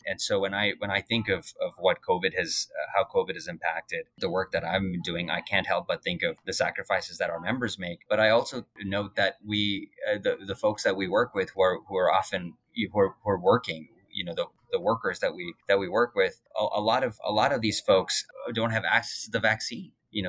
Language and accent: English; Alberta, Canada; also born or lived in India; now in Fredericton, Canada; And, you know, I'm from Alberta. I moved to Alberta from India. I moved from Alberta to Ontario, and I did not think I'd be living in Fredericton next.